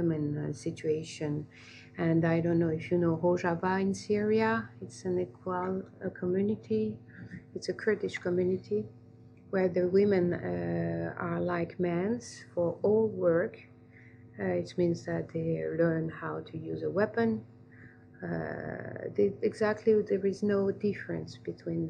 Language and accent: English; Algeria; I grew up in Algeria